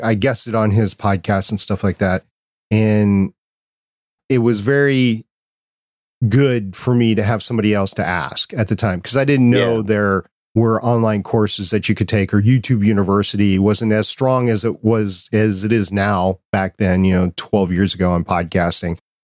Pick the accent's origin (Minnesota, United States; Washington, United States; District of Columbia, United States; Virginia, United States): Minnesota, United States; as a kid growing up in Walnut or in Minnesota